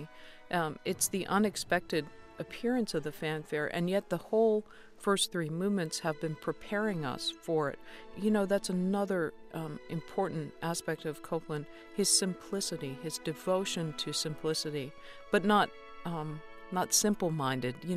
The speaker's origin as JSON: {"language": "English", "country": "United States", "said": "as an American"}